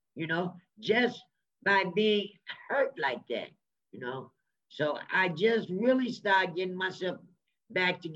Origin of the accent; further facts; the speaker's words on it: Illinois, United States; moved away as an adult; now in Minnesota, United States; I was born and raised in Illinois.